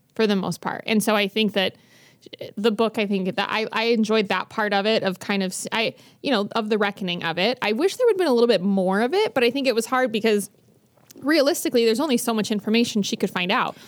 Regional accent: Bountiful, Utah, United States; I grew up in Bountiful

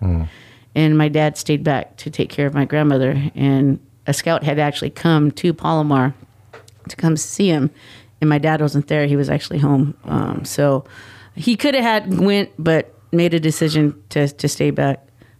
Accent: Pala Band of Luiseño Indians, California, United States; I'm from the Palma Band of Luseno Indians. And so our people who are the Payuncochon people, obviously, we're not Mission, we're not Luseno

